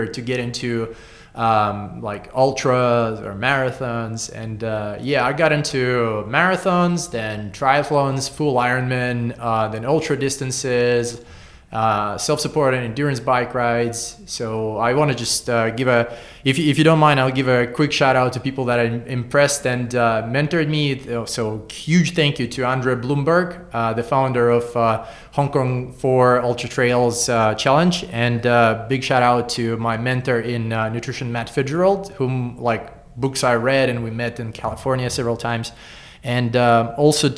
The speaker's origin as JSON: {"language": "English", "region": "Saint Petersburg", "country": "Russia", "tie": "born or raised there", "moved": "as an adult", "lives_now": "Singapore", "said": "I was born in Russia and I lived in St. Petersburg all these years. And around 10 years ago, I moved to Singapore"}